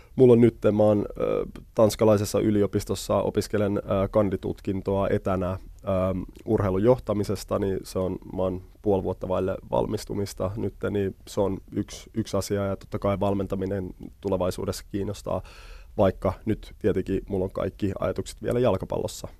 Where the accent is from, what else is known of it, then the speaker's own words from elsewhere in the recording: Helsinki, Uusimaa, Finland; also born or lived in Germany / Sweden; me muutettiin suoraan Punavuoreen